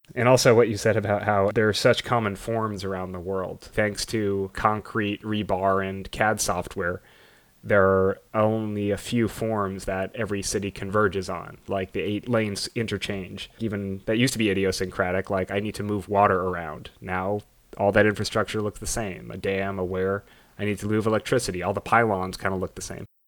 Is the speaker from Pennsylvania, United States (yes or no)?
no; Los Angeles, California, United States; I grew up in Los Angeles. That's where my family's from